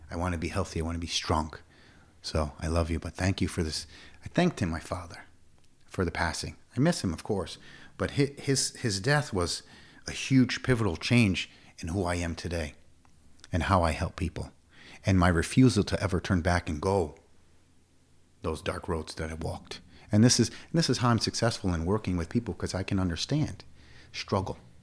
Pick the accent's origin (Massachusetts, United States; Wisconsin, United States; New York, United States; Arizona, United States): New York, United States; Schenectady; moved away as an adult; now in Plattsburgh, United States; I grew up in Schenectady.